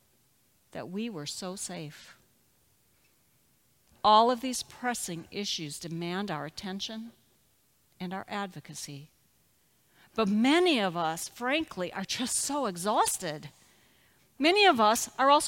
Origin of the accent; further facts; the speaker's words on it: Minnesota, United States; now in Nixa, Missouri, United States; my home state